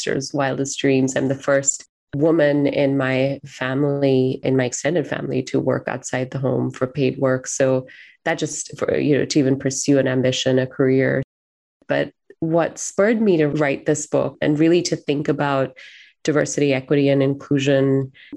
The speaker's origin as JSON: {"language": "English", "country": "Singapore", "moved": "yes", "lives_now": "Seattle, United States", "said": "I'm also Singaporean, so I'm an immigrant to the United States."}